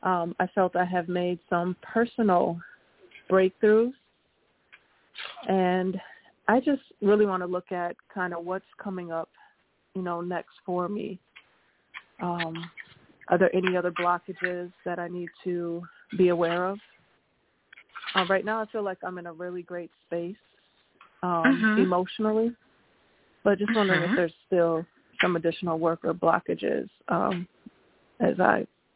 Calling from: Minneapolis, Minnesota, United States; I'm calling from Minneapolis.

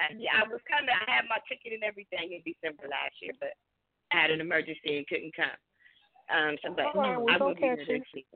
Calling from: Columbus, Ohio, United States; calling from Columbus.

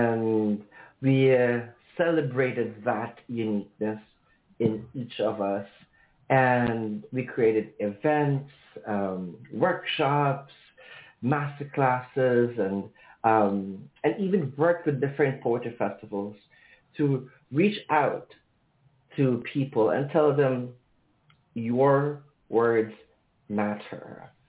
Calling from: Manila, Metro Manila, Philippines; I am calling across the ocean. I'm calling from Manila, Philippines, or in English, the Philippines.

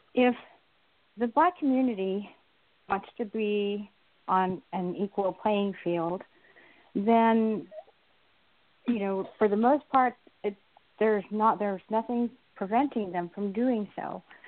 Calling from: Southern California, United States; I'm calling from Southern California

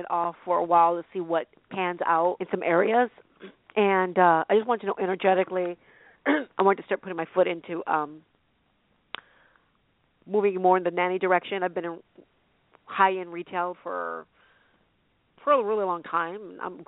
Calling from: California, United States; from California.

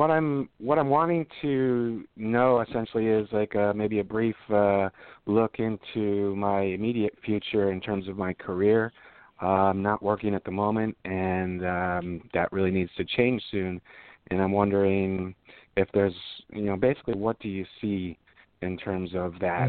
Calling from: Los Angeles, California, United States; from California.

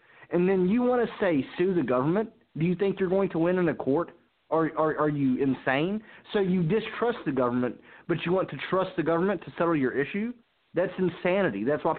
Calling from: South Carolina, United States; I'm calling from South Carolina.

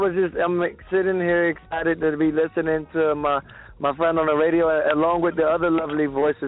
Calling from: St. Petersburg, Florida, United States; I'm from St. Pete.

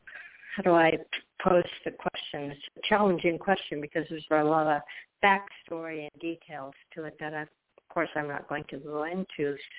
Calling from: Florida, United States; I'm calling from Florida.

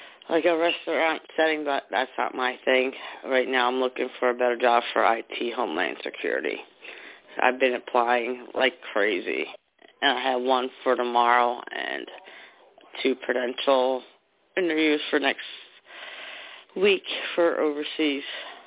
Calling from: New Jersey, United States; New Jersey.

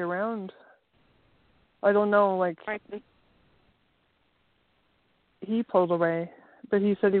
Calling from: Canada

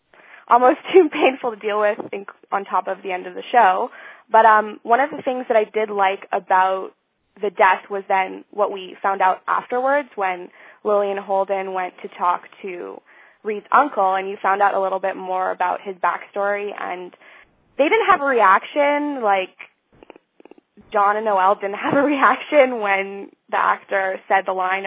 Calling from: Montreal, Quebec, Canada; I'm calling from Montreal.

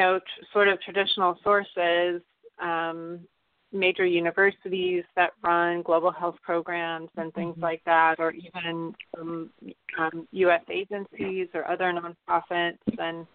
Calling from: California, United States; Hi, Phyllis. This is … from the Bay Area.

